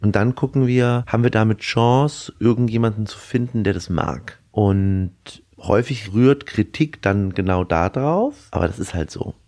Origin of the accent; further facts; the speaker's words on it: Erlangen, Bavaria, Germany; also born or lived in Mittweida, Saxony; now in Berlin, Germany; in Erlangen oder in Erlangen-Dexendorf bei, bei Nürnberg die Seberstuben übernommen. Und so bin ich eigentlich im Restaurant groß geworden